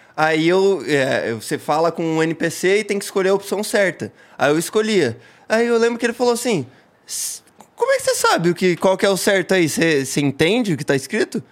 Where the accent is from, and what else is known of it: Paranaguá, Paraná, Brazil; born or raised there; also born or lived in Curitiba / Siqueira Campos